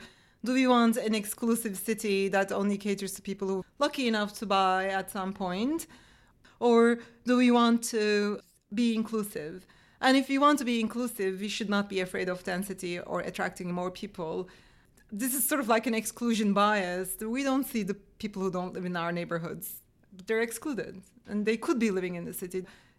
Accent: Turkey; now in Washington, United States; I came from Turkey to fill them.

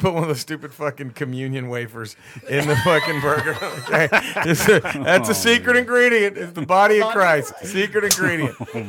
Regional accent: Dallas, Texas, United States; moved away as an adult; also born or lived in Laredo, Texas; now in Los Angeles, United States; I'm from Texas originally, Dallas. My whole family's from Laredo. Right there by the border. So I'm Mexican.

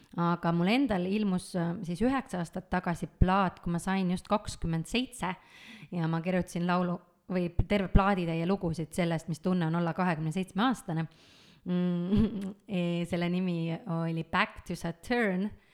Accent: Tallinn, Harju County, Estonia; olen ma Tallinnas sündinud, Tallinnas kasvanud

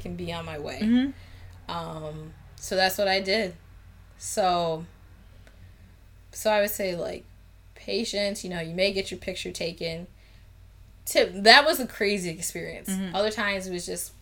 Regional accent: United States; I'm American

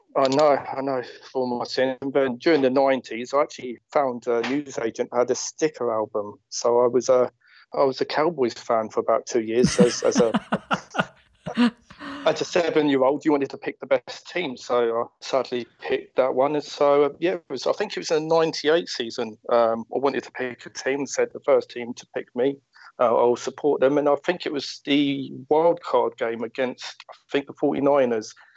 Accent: Watford, East of England, United Kingdom; I'm from Watford

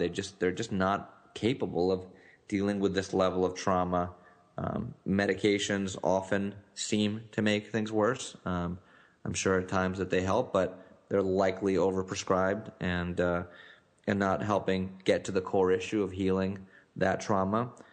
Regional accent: Newtown, Connecticut, United States; was in Newtown, Connecticut, which is the, the site of the Sandy Hook shooting and it's actually my hometown

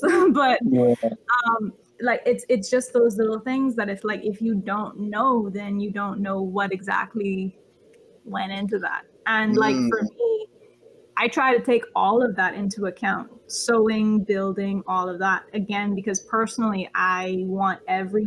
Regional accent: Bahamas; I come from the Bahamas

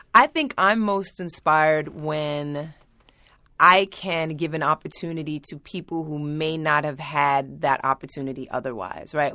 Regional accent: New York, United States; I grew up in Manhattan

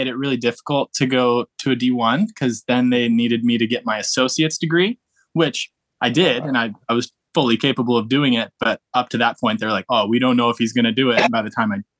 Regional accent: Canada; moved away as an adult; also born or lived in Seattle, United States / California, United States; I was born in the States, and I lived there until I was about 10. And then I moved up to Canada, finished high school

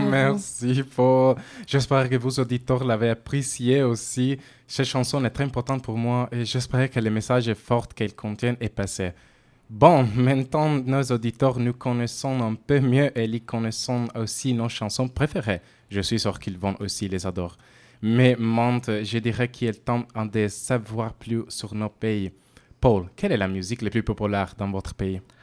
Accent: Italy; accent: Italian; French is a second language; moved away as an adult; now in Bordeaux, France; comme vous l'avez peut être deviné à mon accent, je suis italienne.

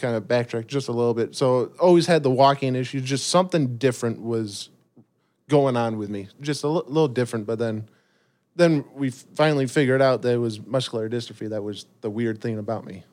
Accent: Rockford, Illinois, United States; born and raised in Rockford, Illinois

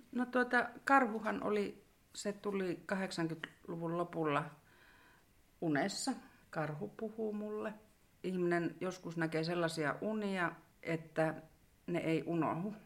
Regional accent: Sodankylä, Lapland, Finland; also born or lived in Kittilä; tällä välillä olen sitten välillä asunut muuallakin, mutta sanotaan, että suurimman osan elämästäni olen asunut Askassa

